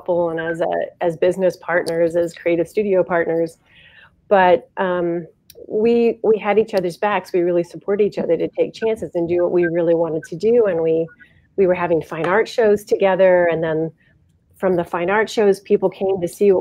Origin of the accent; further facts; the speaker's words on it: Ohio, United States; We're from Ohio. And we ended up taking a chance and moving back to Ohio